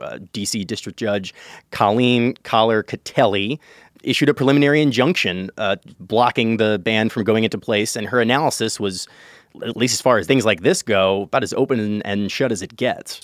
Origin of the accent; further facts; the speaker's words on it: Chicago, Illinois, United States; my hometown, uh, the city of Chicago